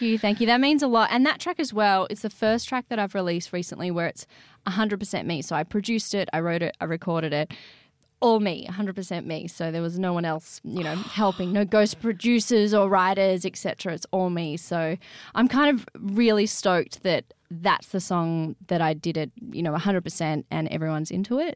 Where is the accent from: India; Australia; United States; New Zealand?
Australia; Sydney, New South Wales; the Sydney I grew up in.